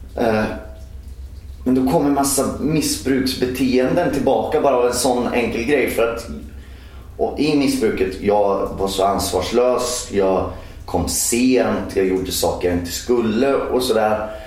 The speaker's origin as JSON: {"language": "Swedish", "town": "Norsholm", "region": "Östergötland", "country": "Sweden", "tie": "born or raised there", "also_born_or_lived": "Skärkind", "said": "jag är uppvuxen i Norsholm som ligger mitt mellan Linköping och Norrköping."}